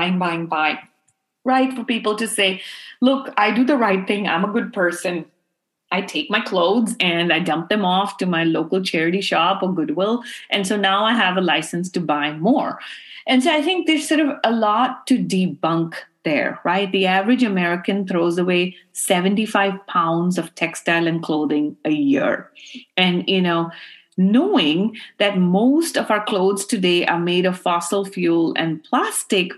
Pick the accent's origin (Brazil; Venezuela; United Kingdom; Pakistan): Pakistan; Karachi, Sindh; now in United States; I grew up in Karachi where my grandfather used to run clothing factories